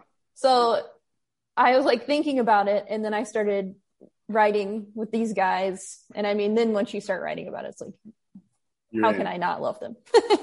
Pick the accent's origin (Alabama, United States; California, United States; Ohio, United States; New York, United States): Alabama, United States; I grew up in Alabama, and the closest MLB team was the Braves.